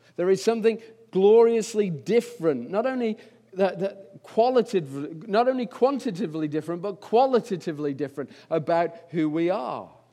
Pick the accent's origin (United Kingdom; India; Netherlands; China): United Kingdom; England; I'm English